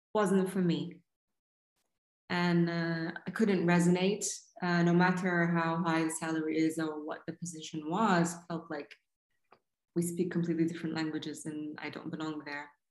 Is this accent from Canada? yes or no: no; Saudi Arabia; growing up in Saudi in the mid 80s and uh, 90s